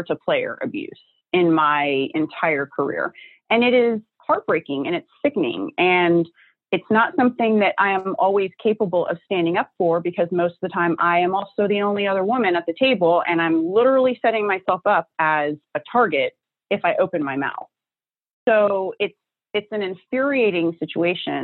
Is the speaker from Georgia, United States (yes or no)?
no; New Jersey, United States; I'm from New Jersey. You know, this is where I'm born and bred. I live here